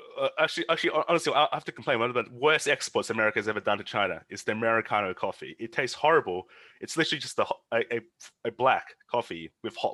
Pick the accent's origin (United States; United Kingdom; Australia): Australia; As an Australian side